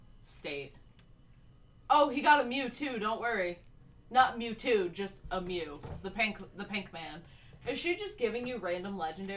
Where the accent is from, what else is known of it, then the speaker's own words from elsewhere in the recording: United States; we grew up in America, the place that deep fries butter, and relies on heavily sugared fatty foods